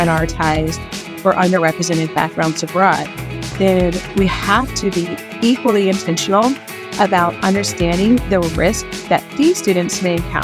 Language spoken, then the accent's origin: English; Philadelphia, Pennsylvania, United States; I practiced at a major law firm in my hometown of Philadelphia for 4 years.